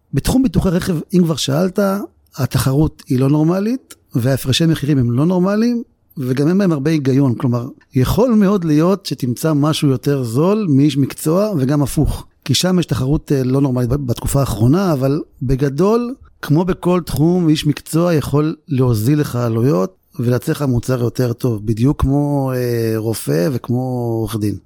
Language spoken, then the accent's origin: Hebrew; Ramla, Central District, Israel; נולדתי ברמלה, משפחה מרוקאית, שבע אחים ואחיות